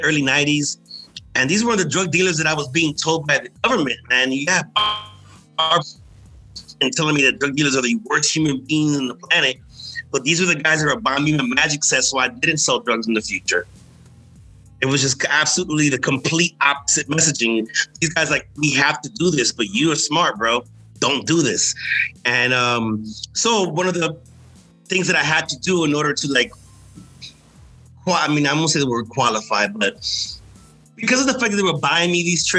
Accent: New York City, New York, United States; also born or lived in Dominican Republic; So I grew up in Manhattan.

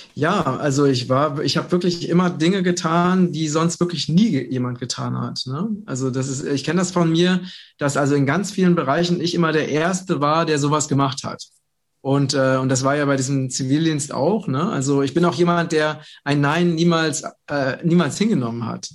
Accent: Vogelsberg, Hesse, Germany; im ganzen Vogelsberg, wo ich herkomme

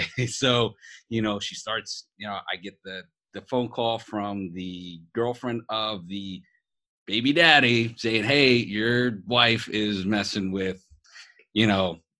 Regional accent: East Coast, United States; You know, Britt and I are gonna be having a rap battle because we're from the East Coast.

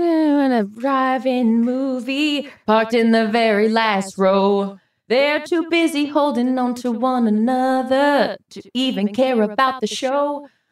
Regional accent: Orlando, Florida, United States; moved away; We're from Orlando.

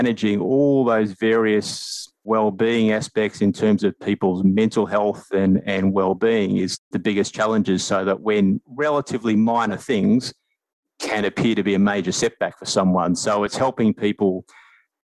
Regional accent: Australia; moved away as an adult; also born or lived in Asia; now in New Zealand; home for me is New Zealand. I'm Australian, but I've sort of lived in New Zealand for the last 8 years

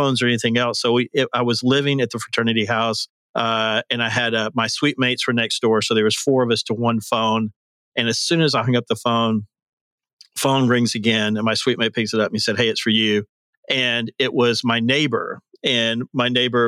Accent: Birmingham, Alabama, United States; moved away as an adult; also born or lived in Auburn, Alabama; now in Nashville, United States; I'm from Birmingham, Alabama originally, although I've been in Nashville now for about 31 years

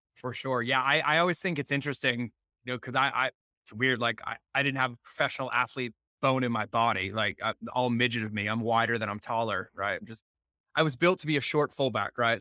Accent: Foxborough, Massachusetts, United States; I grew up in New England, right? I was in, Fo- I actually was in Foxborough growing up

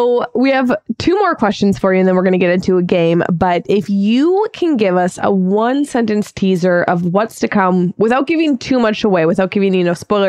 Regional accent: Minnesota, United States; my home state of Minnesota?

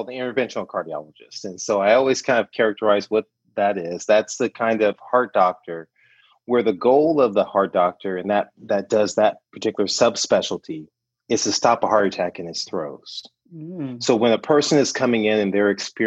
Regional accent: Compton, California, United States; any good native Southern Californian. I grew up in Compton, California

